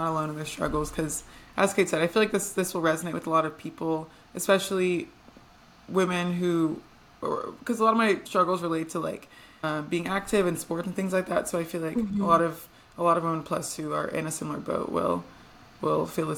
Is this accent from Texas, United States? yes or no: yes; Texas, United States; also born or lived in Atlanta; I'm from Texas